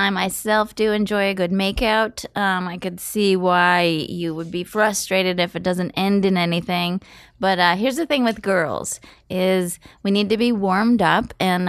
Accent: West Coast, United States; I'm from the West Coast. We say apricot.

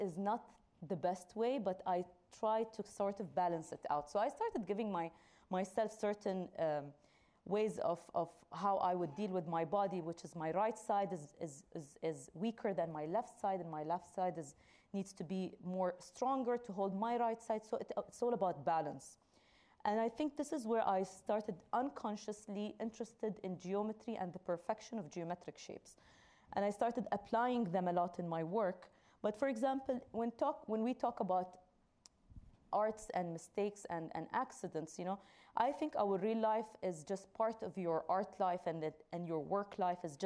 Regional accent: Dubai, United Arab Emirates; I come from Dubai, and there's a lot of construction going on all the time. So I live on the main street

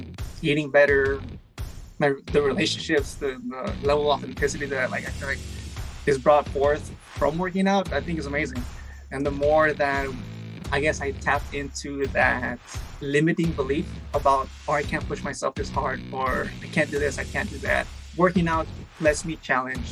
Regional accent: Baldwin Park, California, United States; also born or lived in El Monte; Originally born here in Del Monte, moved to Baldwin Park when we were like 3 years old, I think. And I've been in Baldwin Park for I'm 30 now

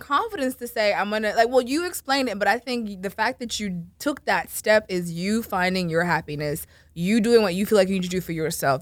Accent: Florida, United States; I'm from Florida

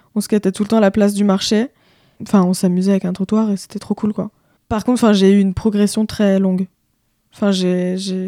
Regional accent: La Baule, Pays de la Loire, France; moi, je viens de la Baule. j'ai grandi avec ma mère et ma sœur en plein la boule

